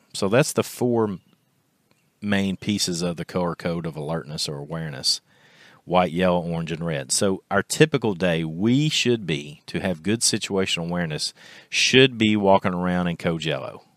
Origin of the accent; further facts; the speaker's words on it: Kentucky, United States; our local high school here in my hometown in Kentucky